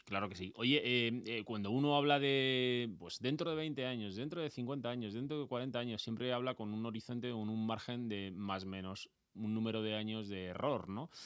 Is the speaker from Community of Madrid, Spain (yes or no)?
yes; Madrid, Community of Madrid, Spain; yo también soy madrileño, soy de la Leti